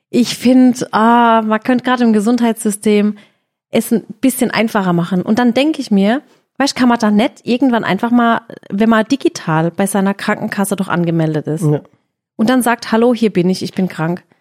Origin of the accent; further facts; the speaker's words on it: Balingen, Baden-Württemberg, Germany; born there; Ich bin in Balingen geboren